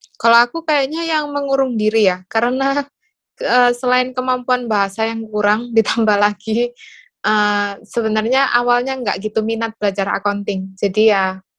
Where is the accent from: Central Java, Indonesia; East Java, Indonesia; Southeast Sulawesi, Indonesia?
East Java, Indonesia; Surabaya; moved away as an adult; also born or lived in Taiwan / Dubai; asalnya dari Surabaya